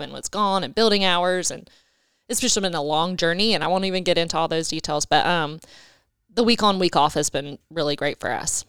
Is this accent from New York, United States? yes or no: no; Wilmington, North Carolina, United States; also born or lived in Dominican Republic; I was born and raised in Wilmington